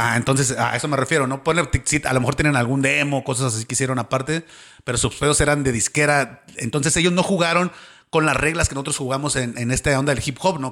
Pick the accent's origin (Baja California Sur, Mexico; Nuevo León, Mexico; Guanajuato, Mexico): Baja California Sur, Mexico; moved away as an adult; now in Mexico City, Mexico; la Baja Sur, que es donde soy yo